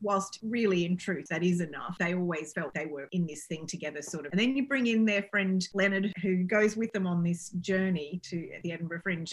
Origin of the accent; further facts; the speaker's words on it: Australia; moved away as an adult; also born or lived in United Kingdom; I'm clearly Australian and I'm proud Australian, but I've lived between the two countries for a long time